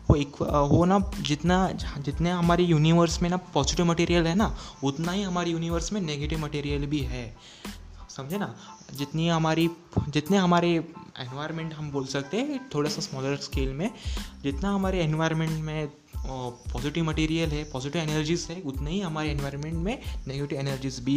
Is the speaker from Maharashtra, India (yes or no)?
yes; Sindhudurg, Maharashtra, India; मैं अब सिंधुदुर्ग महाराष्ट्र से हूँ सो या, हमारे यहाँ के लोग वो बहुत सारे वहाँ रहते थे